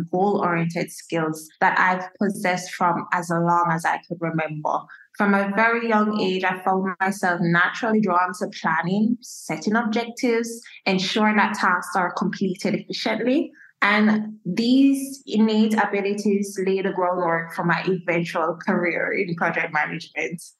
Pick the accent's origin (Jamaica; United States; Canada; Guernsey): Jamaica; I'm a Jamaican as a Jamaican